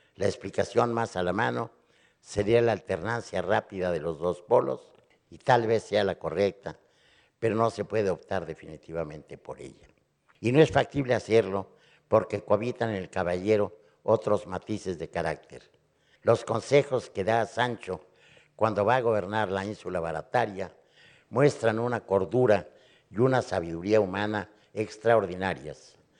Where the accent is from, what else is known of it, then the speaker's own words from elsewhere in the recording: Mexico; Yo, como mexicano